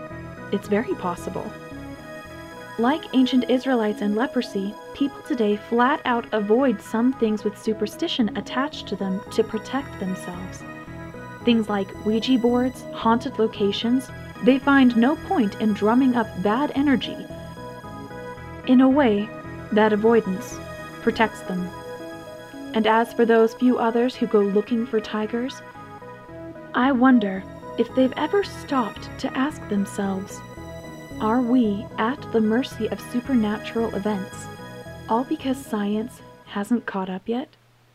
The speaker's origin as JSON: {"language": "English", "town": "Flagstaff", "region": "Arizona", "country": "United States", "tie": "born or raised there", "lives_now": "Utah, United States", "said": "I grew up in Flagstaff, Arizona, right next to a Hopi reservation before coming to Utah."}